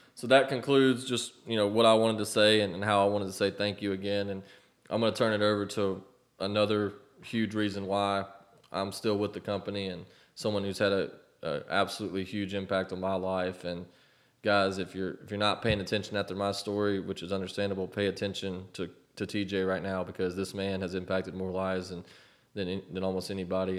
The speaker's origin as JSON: {"language": "English", "town": "Auburn", "region": "Alabama", "country": "United States", "tie": "born or raised there", "also_born_or_lived": "Mobile, Alabama / Montgomery, Alabama", "said": "growing up in Auburn, Alabama"}